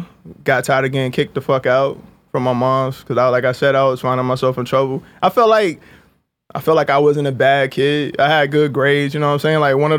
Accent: Jacksonville, North Carolina, United States; Yeah, I'm from Jacksonville, North Carolina. It's like a military town. It's small.

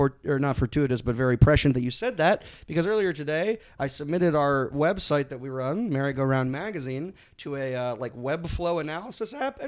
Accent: Los Angeles, California, United States; I don't look like I'm from Chicago, so I said, well, I'm from L.A.

